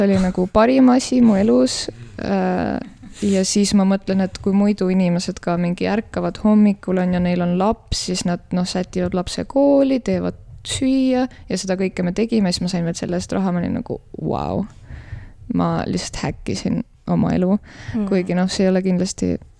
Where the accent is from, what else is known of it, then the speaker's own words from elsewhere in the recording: Tallinn, Harju County, Estonia; now in Tartu, Estonia; ma olen pärit äh, Tallinnast